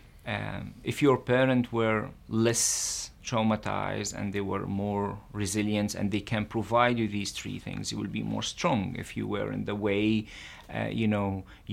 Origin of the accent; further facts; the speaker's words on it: Israel; As a Palestinian living in Israel